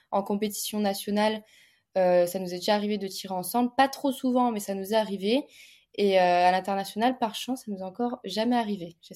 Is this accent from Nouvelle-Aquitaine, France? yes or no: yes; Bordeaux, Nouvelle-Aquitaine, France; now in Paris, France; j'ai 23 ans, je suis la cadette d'une famille de 5 filles, euh, je suis de Bordeaux, je pratique l'escrime à haut niveau et je vis à l'INSEP à Paris